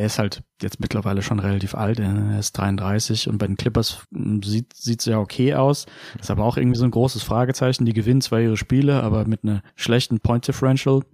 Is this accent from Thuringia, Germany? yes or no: no; Heidelberg, Baden-Württemberg, Germany; ich bin aus Heidelberg